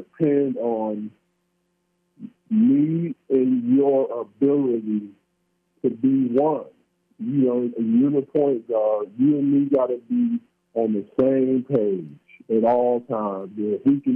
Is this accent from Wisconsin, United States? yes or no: yes; Milwaukee, Wisconsin, United States; moved away as an adult; also born or lived in Nebraska / Idaho; I'm from Milwaukee. I went to Nebraska for junior college, then the University of Idaho